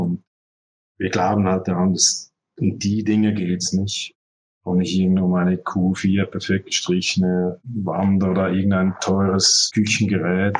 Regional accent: Zurich, Switzerland; also born or lived in Barcelona; ich bin ja hier geboren in Zürich und studiert

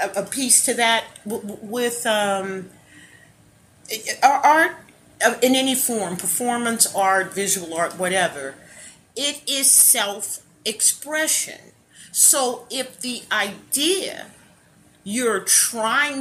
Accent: New Orleans, Louisiana, United States; now in Texas, United States; I'm from New Orleans

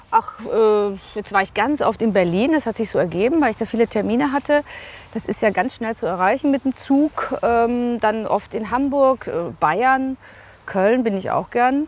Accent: Vienna, Austria; moved away as an adult; now in Recklinghausen, Germany; Ich bin Wienerin, waschechte Wienerin, in Wien geboren

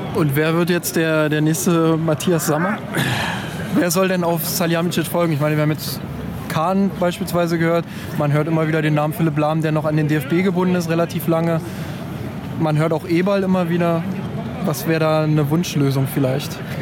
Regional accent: Berlin, Germany; accent: Berlinerisch

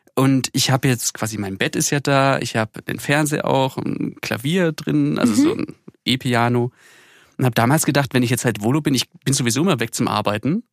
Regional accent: Erlangen, Bavaria, Germany; moved away as an adult; zu Hause geblieben äh, in Erlangen, also wo ich herkomme

